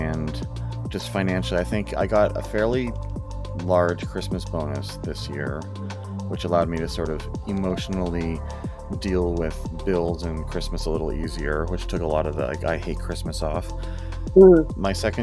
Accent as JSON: {"language": "English", "country": "Canada", "said": "we're Canadian"}